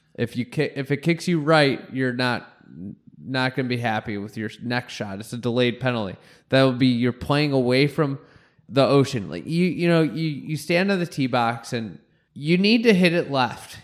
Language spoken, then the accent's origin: English; Chicago, Illinois, United States; I'm from Chicago